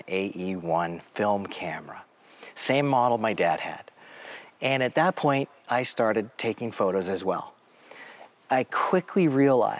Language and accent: English; Tacoma, Washington, United States; moved away as an adult; now in Sheridan, United States; I was born and raised in the West Coast, graduated from high school in Tacoma, Washington. And then in 1991, my dad took a job here in Sheridan, and I was 19, and I came too